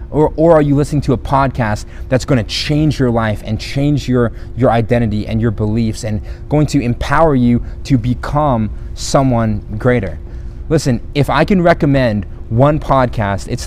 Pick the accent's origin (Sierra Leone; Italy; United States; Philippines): Philippines; also born or lived in South America; My parents were missionaries. I grew up in the Philippines, in South America.